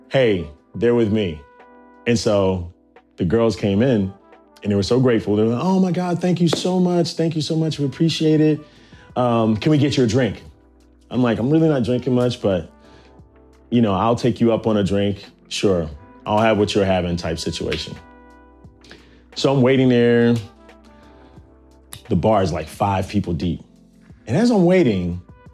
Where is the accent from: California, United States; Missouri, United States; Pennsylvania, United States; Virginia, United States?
Virginia, United States; also born or lived in Nashville, Tennessee; now in New York, United States; I'm from Virginia